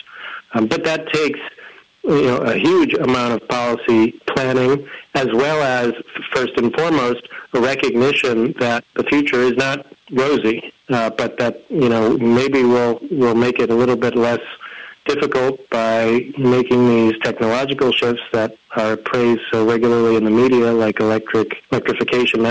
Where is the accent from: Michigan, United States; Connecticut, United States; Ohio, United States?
Connecticut, United States; moved away as an adult; also born or lived in Washington, D.C.; I grew up in Connecticut and then lived much of my adult life in D.C. near World Watch, and returned here to be near my family